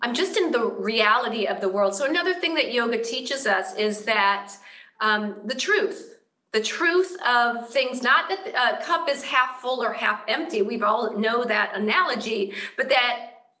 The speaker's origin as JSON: {"language": "English", "region": "Florida", "country": "United States", "moved": "yes", "lives_now": "Southern California, United States", "said": "I'm from Florida"}